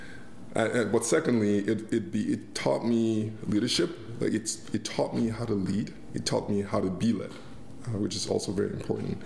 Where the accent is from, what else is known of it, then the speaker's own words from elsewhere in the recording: Nigeria; now in Canada; as a kid growing up in Nigeria